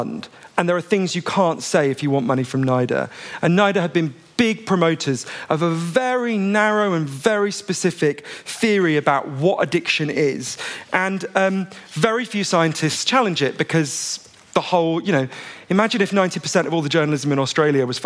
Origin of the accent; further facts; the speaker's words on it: United Kingdom; I'm a British journalist.